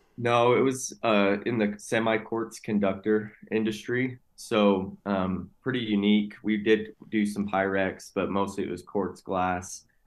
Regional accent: Utah, United States; born and raised in Utah.

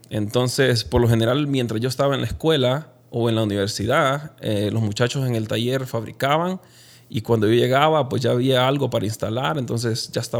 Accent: Honduras; moved away as an adult; also born or lived in Guatemala; now in Utah, United States; dejar mi carrera universitaria en Honduras y empezar todo de nuevo acá

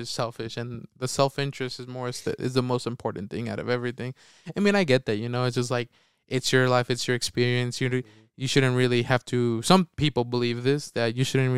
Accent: Utah, United States; we're from Utah

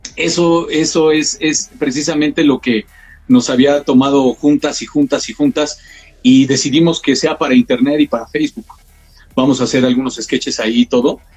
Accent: Mexico; Como sociedad mexicana

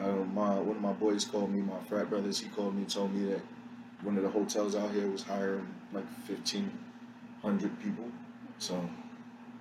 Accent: New York City, New York, United States; moved away as an adult; grew up in the Bronx. Didn't move from the Bronx until 21, 22

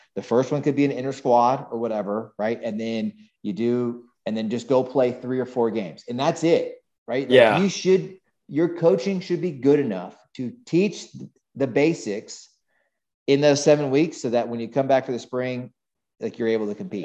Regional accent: Weston, Florida, United States; moved away; I grew up in Weston, well, in Bonaventure, the poor man's

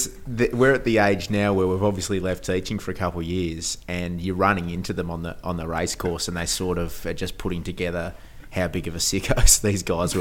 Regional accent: Hobart, Tasmania, Australia; moved away as an adult; now in Melbourne, Australia; But I grew up in Hobart, so I spent the first 23 years of my life in Hobart

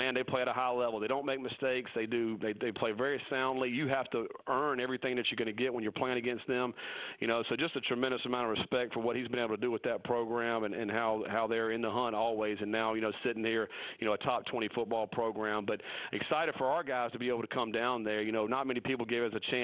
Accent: North Carolina, United States; moved away as an adult; that's my home state, and I love going back to North Carolina

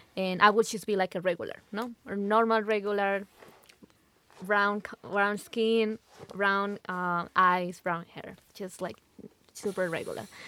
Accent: Lima, Peru; moved away as an adult; now in Utah, United States; I'm from Lima, Peru. I was born there. I was raised there.

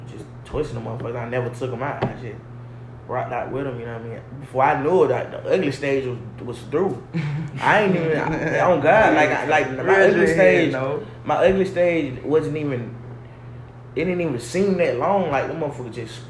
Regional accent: Atlanta, Georgia, United States; I'm from Atlanta. I was born in Capitol Home. Migrated to the east side

